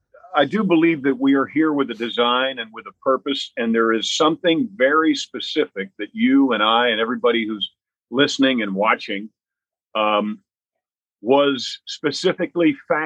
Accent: Mount Kisco, New York, United States; I was born in Mount Kisco, New York, which is Westchester County, New York.

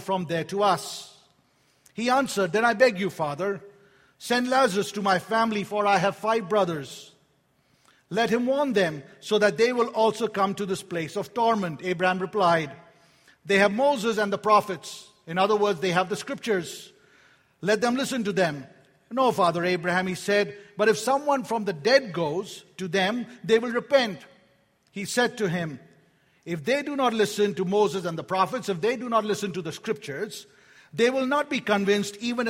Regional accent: India; moved away; I was born in India

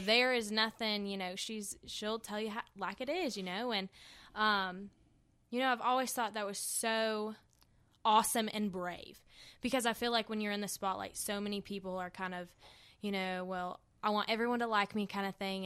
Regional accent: Hendersonville, North Carolina, United States; accent: country; I was born in Hendersonville, North Carolina. I grew up on a farm

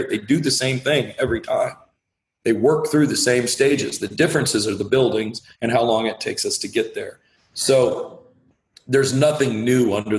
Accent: the Northwest, Pacific Northwest, United States; I am very much someone that was born and raised in the Northwest

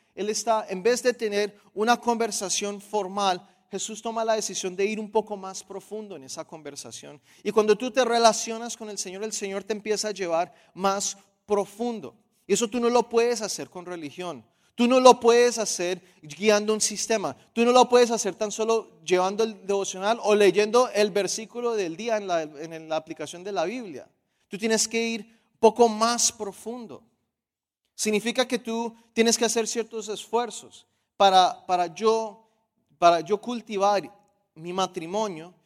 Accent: Colombia

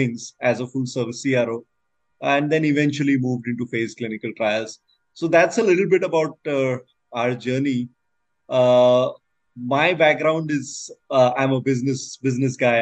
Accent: India; I'm from India.

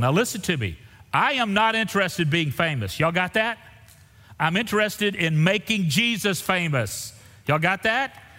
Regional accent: Central Texas, United States; I'm from Central Texas

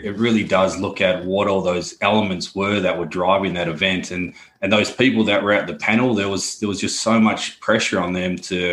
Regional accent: Australia; accent: Australian; moved away as an adult; now in London, United Kingdom; Australian by birth, but based here in London

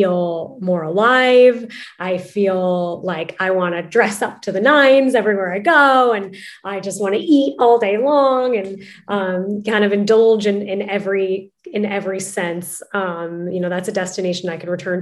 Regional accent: Narragansett, Rhode Island, United States; moved away as an adult; also born or lived in Spain; now in Lisbon, Portugal; my hometown newspaper, the Narragansett Times in Narragansett, Rhode Island

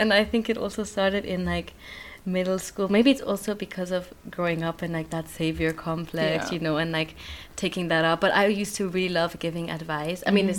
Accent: Switzerland; also born or lived in Kenya; now in Netherlands; I'm from Switzerland and Kenya, but I was born in Switzerland, but then I was also in Kenya for like 10, 11 years.

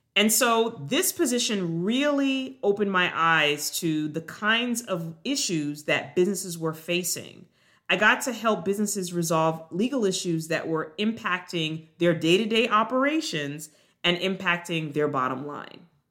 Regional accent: Long Island, New York, United States; moved away as an adult; also born or lived in Jamaica / Durham, North Carolina / Baltimore, Maryland; now in Atlanta, United States; I was actually born on the island of Jamaica, but I grew up in New York, on Long Island, with my parents and my younger sister

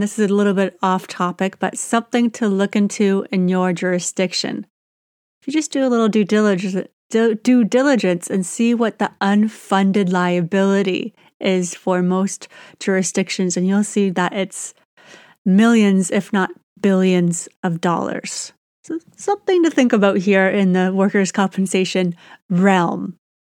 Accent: Canada; I'm Canadian

